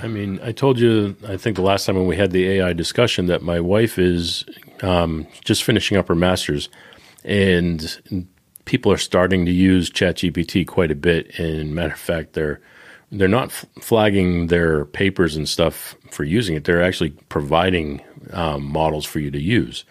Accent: Boston, Massachusetts, United States; I'm from Boston

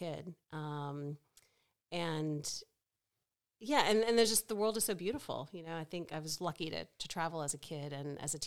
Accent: Richmond, Virginia, United States; now in Australia; I grew up in suburban Richmond, Virginia, really kind of very middle class, very suburban

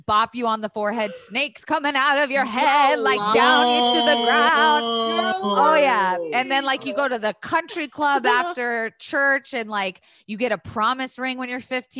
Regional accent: the South, United States; moved away; got to see kind of like a very curated diversity, if that makes sense, growing up in the South.

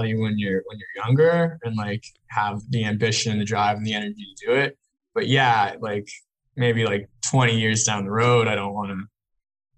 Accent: Nova Scotia, Canada; moved away as an adult; now in Toronto, Canada; I grew up in Nova Scotia, so Eastern province of Canada

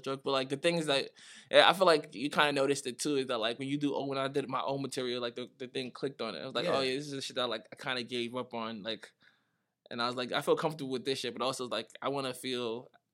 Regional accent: New York City, New York, United States; also born or lived in Nigeria; I was born there, so, like, I spent, like, the first 7 years there.

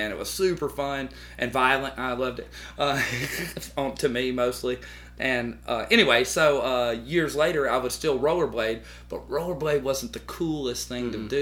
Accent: Tuscaloosa, Alabama, United States; born there; I was uh, I was born in Tuscaloosa at Druid City Hospital.

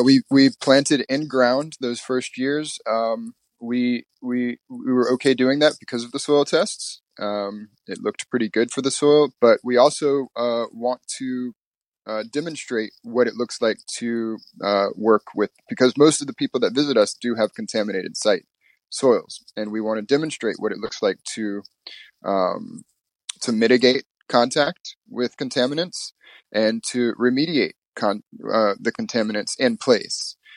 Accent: Mississippi, United States; moved away as an adult; also born or lived in Louisiana; now in New York City, United States; I moved with my mother to live with my grandparents in Mississippi, and I grew up there in Mississippi with the white side of my family

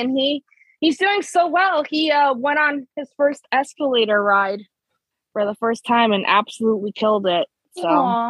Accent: Chicago, Illinois, United States; first language Spanish; I'm originally from Chicago, and I'm also Hispanic.

